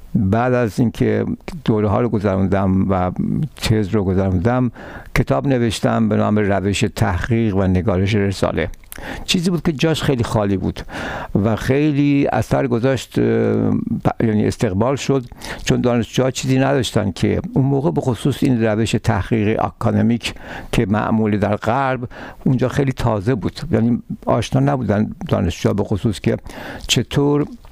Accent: Tehran, Tehran Province, Iran; moved away as an adult; now in Canada; من در ایران متولد در تهران متولد شدم و تحصیلاتم هم در تهران بود اونجا بزرگ شدم

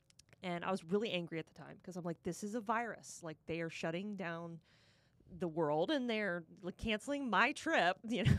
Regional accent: Parkland, Florida, United States; also born or lived in Boca Raton; then my parents built a house in Parkland, and I grew up out in Parkland.

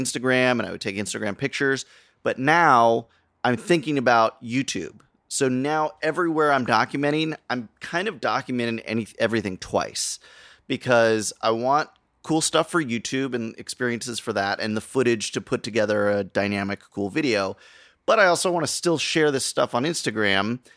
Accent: United States; as an American

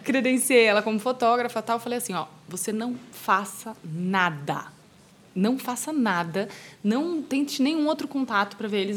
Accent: Brazil; eu sou brasileira

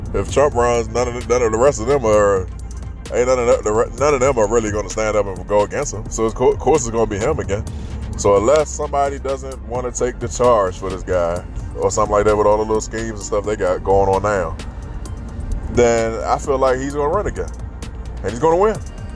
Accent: United States; as an American

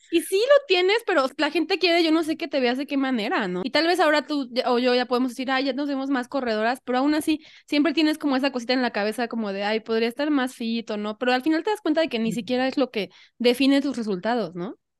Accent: Xalapa, Veracruz, Mexico; now in Mexico City, Mexico; Yo vivo ahora en la Ciudad de México, pero soy de Jalapa

